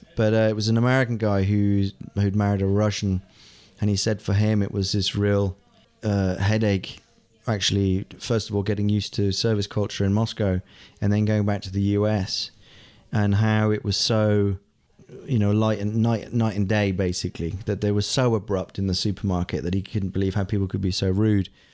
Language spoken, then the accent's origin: English; England, United Kingdom; born or raised there; first language German; moved away as an adult; also born or lived in Heidelberg, Germany; now in Prague, Czech Republic